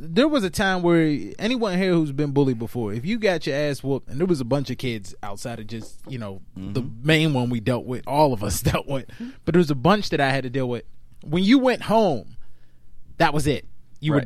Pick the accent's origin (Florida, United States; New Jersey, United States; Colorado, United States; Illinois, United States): New Jersey, United States; Garfield; growing up in Garfield